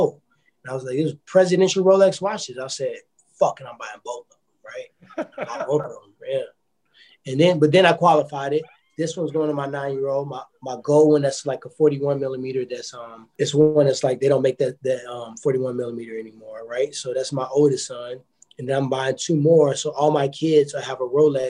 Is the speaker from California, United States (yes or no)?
no; Ferguson, Missouri, United States; I grew up in Ferguson